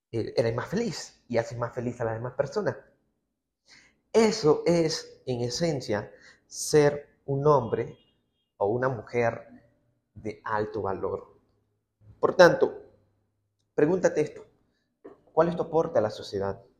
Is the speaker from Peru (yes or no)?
yes; Peru; como buen peruano que soy, me encanta el picantito de todo esto.